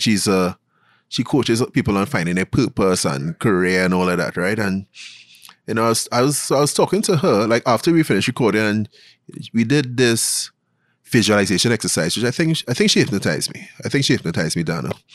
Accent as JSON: {"language": "English", "town": "Glencoe", "country": "Trinidad & Tobago", "tie": "born or raised there", "said": "I grew up in Glencoe, Trinidad"}